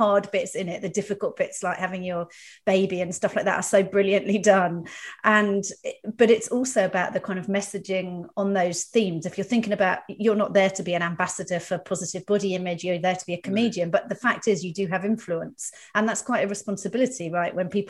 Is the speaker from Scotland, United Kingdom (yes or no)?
no; Dorset, South West England, United Kingdom; I'm a Dorset girl as well.